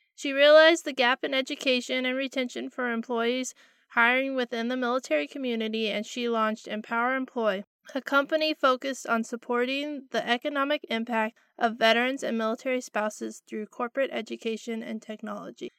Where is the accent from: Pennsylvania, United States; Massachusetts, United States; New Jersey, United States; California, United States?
California, United States; I grew up watching the Kentucky Derby, even though I grew up in California